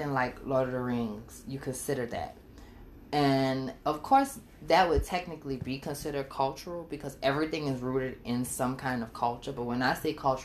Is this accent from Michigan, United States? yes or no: no; New Orleans, Louisiana, United States; I'm from New Orleans, Louisiana, specifically the Seventh Ward. And I take a lot of pride in who I am and where I come from